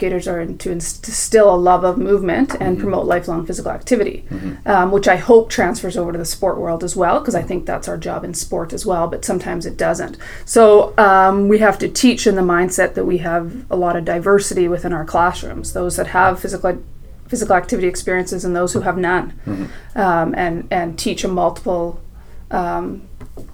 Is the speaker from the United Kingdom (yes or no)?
no; Saskatoon, Saskatchewan, Canada; I'm from Saskatoon, mm-hmm. Saskatchewan, born and raised